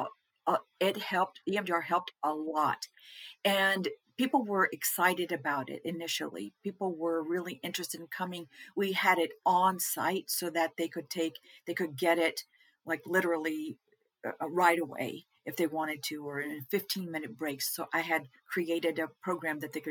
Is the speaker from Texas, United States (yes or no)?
yes; Texas, United States; we're from Texas